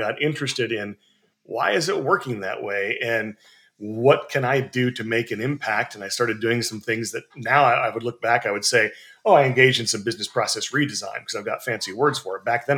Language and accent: English; Montana, United States; now in East Coast, United States; I grew up in Montana and moved around a little bit. Right now, I live on the East Coast